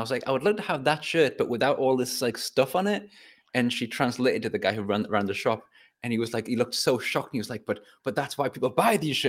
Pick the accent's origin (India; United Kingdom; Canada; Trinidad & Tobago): United Kingdom; England; I'm an English person.